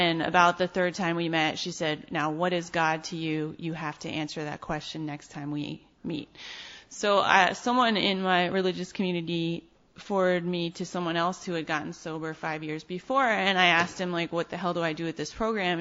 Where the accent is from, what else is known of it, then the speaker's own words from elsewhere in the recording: New York City, New York, United States; also born or lived in Ann Arbor, Michigan; I'm from Brooklyn